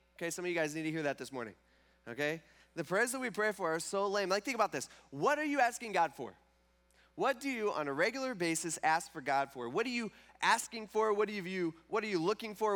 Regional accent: Fremont, Ohio, United States; now in Tiffin, United States; I grew up in Fremont, and so it was either the Fremont Rec Center or the White Star Park in Gibsonburg, or Whirlpool Park.

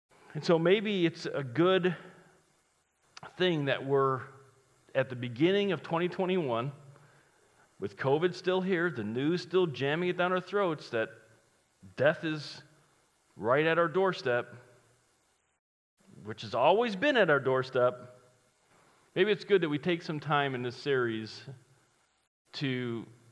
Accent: Chicago, Illinois, United States; I'm from Chicago

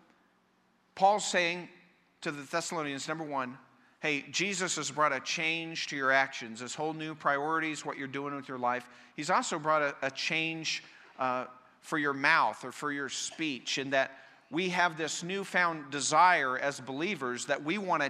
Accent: Colorado, United States; the church I grew up in Colorado

